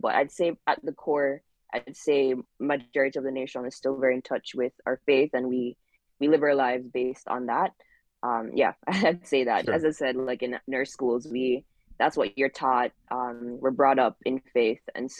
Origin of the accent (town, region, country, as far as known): Jamaica